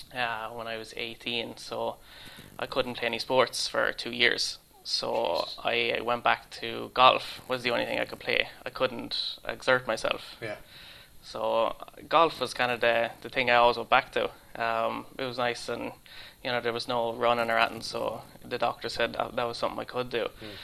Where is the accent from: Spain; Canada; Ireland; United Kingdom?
Ireland; born or raised there; moved away as an adult; now in Sweden